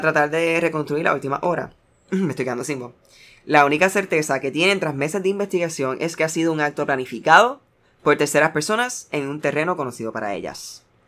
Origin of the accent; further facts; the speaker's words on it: United States; soy americano